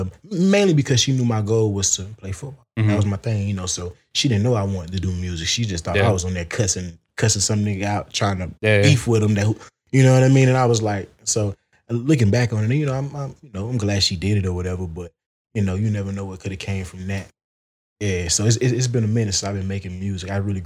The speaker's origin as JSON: {"language": "English", "region": "the South", "country": "United States", "tie": "born or raised there", "said": "And then my rapping just come from just growing up in the South."}